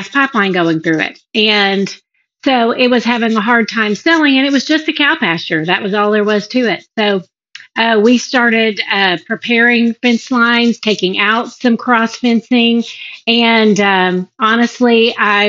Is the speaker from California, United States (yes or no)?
no; Dallas, Texas, United States; also born or lived in Canton, Texas; We both were born and raised in Dallas, Texas